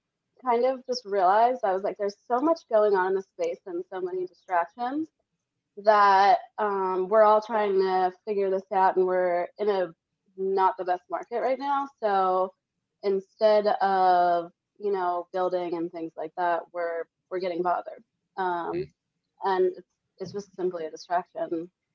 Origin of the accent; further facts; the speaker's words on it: Las Vegas, Nevada, United States; And I was like … from Vegas.